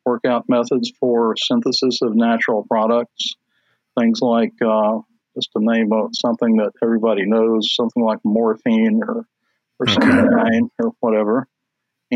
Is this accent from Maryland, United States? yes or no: no; South Georgia near Albany, United States; also born or lived in Charlotte, North Carolina; I was born in Charlotte, North Carolina, and I lived in North Carolina up until the third grade. And then we moved to South Georgia near Albany, which is in the southwest corner of Georgia.